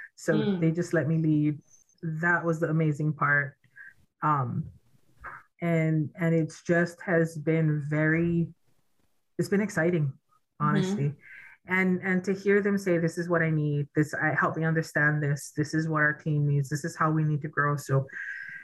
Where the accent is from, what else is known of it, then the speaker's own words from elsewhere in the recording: Native Hawaiian, United States; I am Native Hawaiian.